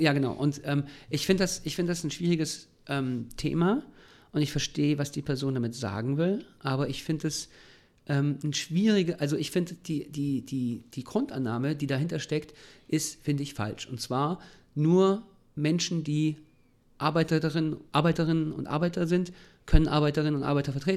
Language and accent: German; Germany; gerade als Deutsche ist es super schwierig